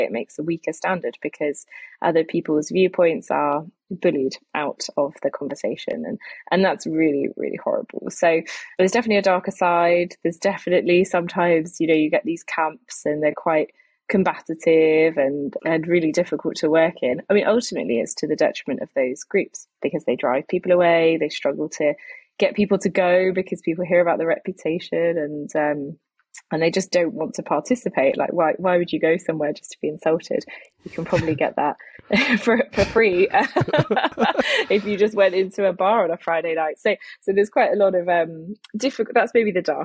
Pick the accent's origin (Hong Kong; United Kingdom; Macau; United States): United Kingdom; I'm British